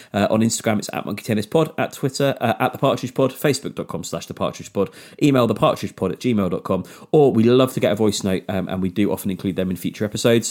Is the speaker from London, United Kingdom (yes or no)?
no; near Exeter, Devon, South West England, United Kingdom; near Exeter in Devon, uh, near my, near my hometown.